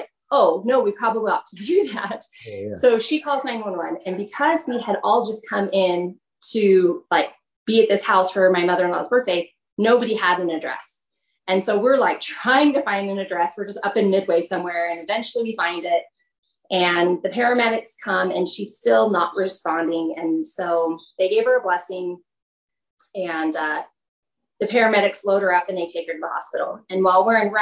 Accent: California, United States; moved away as an adult; now in Utah, United States; I'm originally from California.

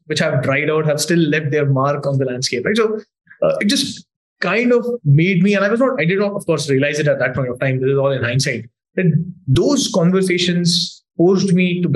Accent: Indore, Madhya Pradesh, India; that's where I grew up in Indore.

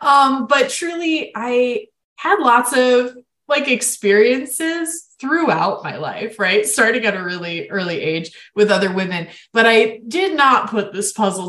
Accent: Florida, United States; my home state of Florida

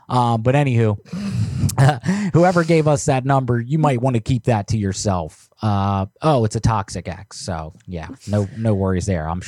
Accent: United States; when I was growing up in the States, people used to do that all the time

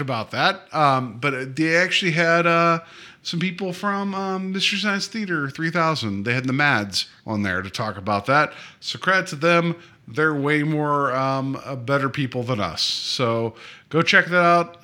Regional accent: West Virginia, United States; moved away; I was born and raised in West Virginia

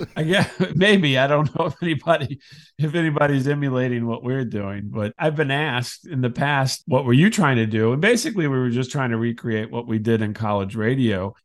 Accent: Decatur, Illinois, United States; I grew up in Decatur

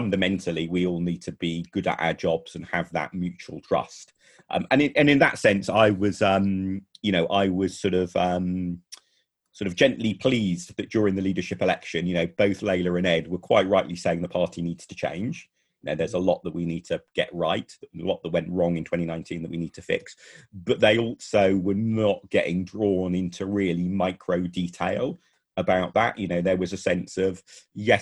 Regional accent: London, United Kingdom; we're all from London as well

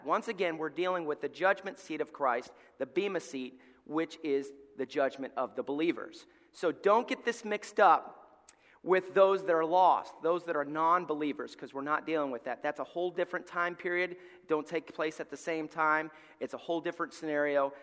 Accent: Alabama, United States; moved away; we're from Alabama

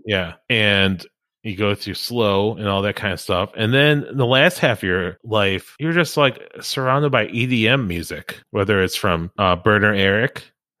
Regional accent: Chicago, Illinois, United States; growing up around Chicagoland, like I did

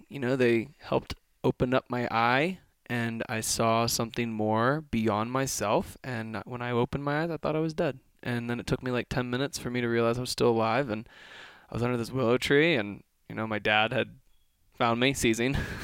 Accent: Kentucky, United States; I grew up in Kentucky

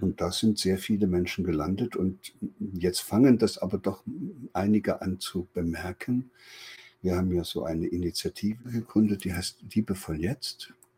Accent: East Germany, Germany; in der damaligen DDR, wo ich groß geworden bin

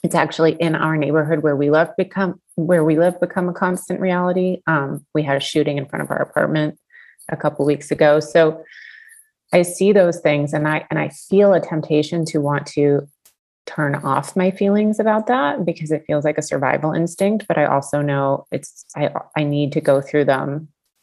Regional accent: Atlanta, Georgia, United States; I grew up in Atlanta, and we would go see the Atlanta Braves

